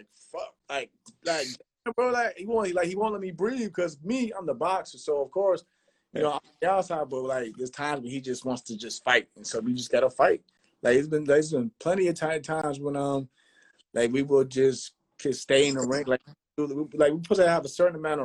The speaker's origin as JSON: {"language": "English", "region": "New York", "country": "United States", "said": "I'm from New York."}